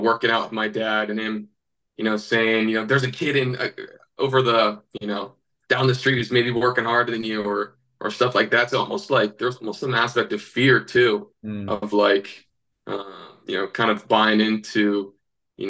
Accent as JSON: {"language": "English", "region": "Northern California", "country": "United States", "tie": "born or raised there", "also_born_or_lived": "Montana", "moved": "as an adult", "said": "We grew up in Northern California."}